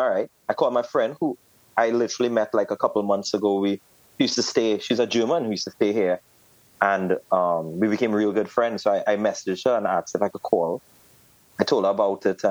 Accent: Trinidad & Tobago; as a Trinidadian, it kind of is in you, like movement and groove

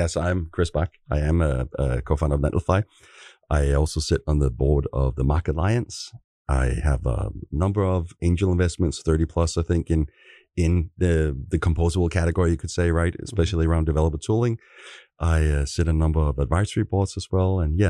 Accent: Copenhagen, Capital Region of Denmark, Denmark; now in San Francisco, United States; I should say we're both from Copenhagen, Denmark, as way of intro here. I do live in San Francisco, both of us do.

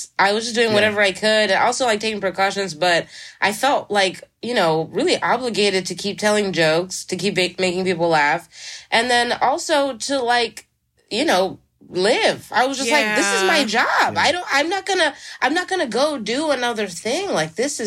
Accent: Philadelphia, Pennsylvania, United States; moved away as an adult; now in New York City, United States; I'm from Philly originally

